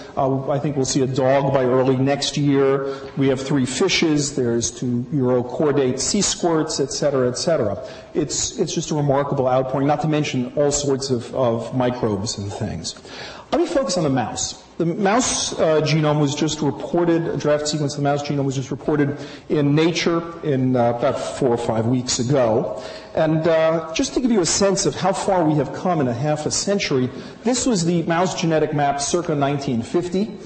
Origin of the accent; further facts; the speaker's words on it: New York City, New York, United States; I'm from Brooklyn